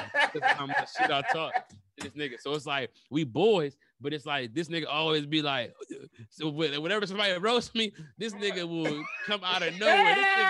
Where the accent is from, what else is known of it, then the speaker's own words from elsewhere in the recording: Detroit, Michigan, United States; I'm from Detroit